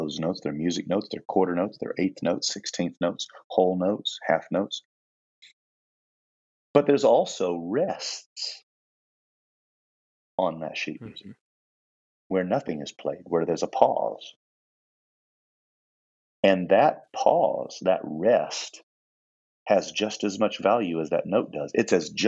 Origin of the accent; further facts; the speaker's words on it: Indiana, United States; moved away as an adult; I was from Indiana